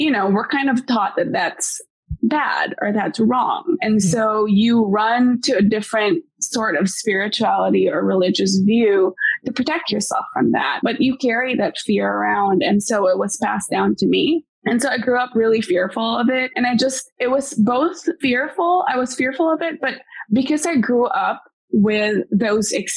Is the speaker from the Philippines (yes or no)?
yes; Bacolod, Negros Occidental, Philippines; now in United States; I actually grew up in Bacolod